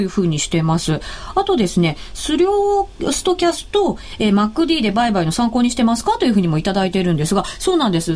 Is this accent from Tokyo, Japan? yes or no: no; Shizuoka, Japan; サッカー王国静岡出身